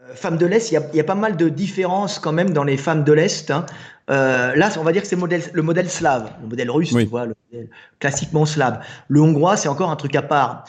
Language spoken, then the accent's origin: French; France